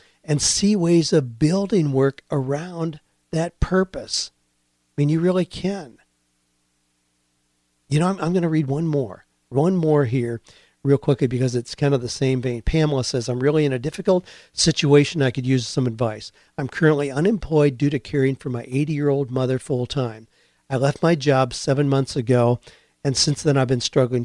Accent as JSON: {"language": "English", "country": "United States", "tie": "born or raised there", "moved": "yes", "said": "I grew up in the Amish community where you build a dawdy house"}